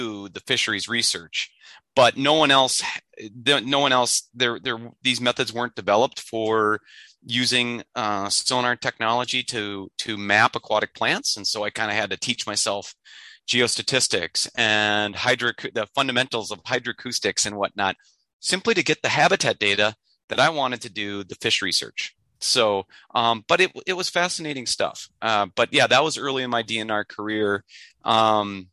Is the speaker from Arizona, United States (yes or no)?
no; Minnesota, United States; also born or lived in Michigan; with the Forest Service in my home state of Minnesota on the Chippewa National Forest